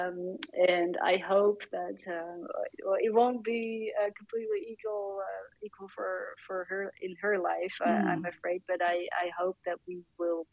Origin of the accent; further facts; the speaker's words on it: Netherlands; my home country of the Netherlands